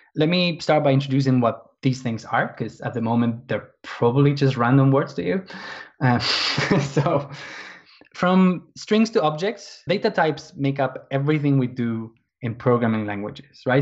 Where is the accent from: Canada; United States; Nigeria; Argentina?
Argentina; moved away as an adult; now in London, United Kingdom; I'm from Argentina originally, but I've been living in England.